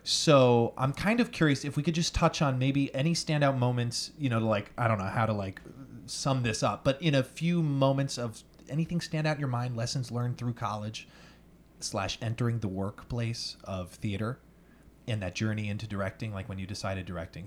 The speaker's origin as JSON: {"language": "English", "area": "Long Island", "region": "New York", "country": "United States", "said": "I'm, I'm a simpleton from Long Island, New York"}